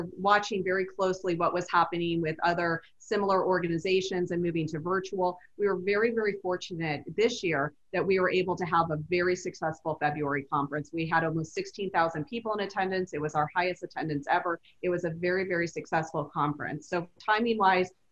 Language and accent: English; Las Vegas, Nevada, United States; I grew up in Vegas. I've been here since I was five.